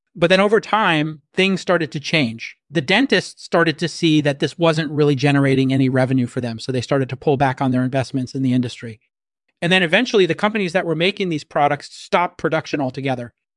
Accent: San Francisco Bay Area, California, United States; I grew up in the San Francisco Bay Area

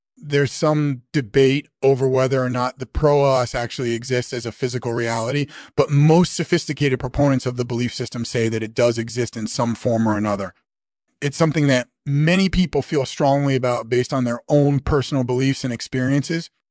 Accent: Australia; moved away as an adult; now in England, United Kingdom; was born in Australia in nineteen fifty-one, and I lived there until I was eighteen, and then I moved to England, where I've been living ever since

